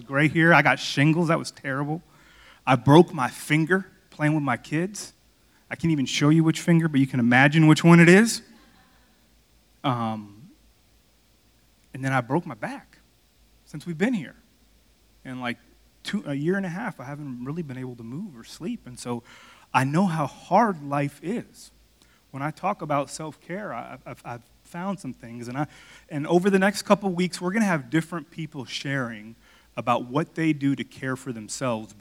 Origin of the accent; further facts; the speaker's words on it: Miami, Florida, United States; moved away; I'm from Miami